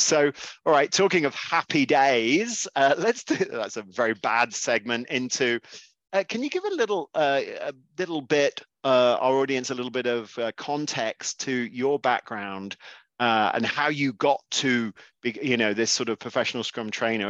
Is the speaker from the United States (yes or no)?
no; England, United Kingdom; as obviously an Englishman